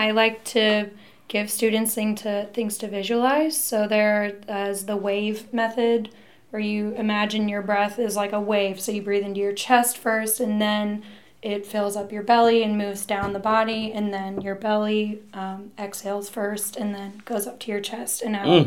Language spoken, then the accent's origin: English; Wentzville, Missouri, United States; also born or lived in Colorado Springs; In Wentzville. I grew up in Wentzville